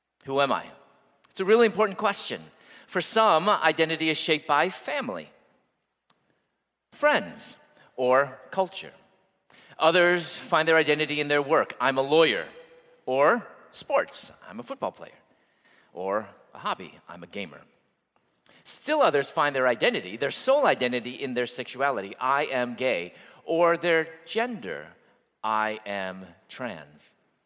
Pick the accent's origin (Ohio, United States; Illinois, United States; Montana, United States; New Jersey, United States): Illinois, United States; Chicago; moved away as an adult; also born or lived in Louisville; I'm originally from Chicago, and I moved at that point to Louisville, where I was going to dental school